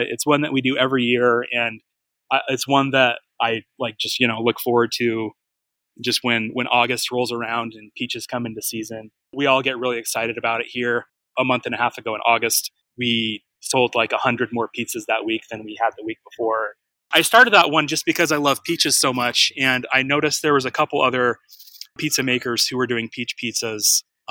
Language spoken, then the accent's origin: English; Utah, United States; now in Mesa, United States; because I have so much family in Utah and I was born in Utah.